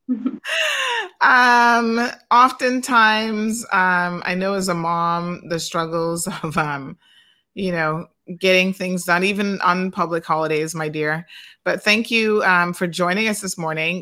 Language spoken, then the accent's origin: English; Cayman Islands; moved away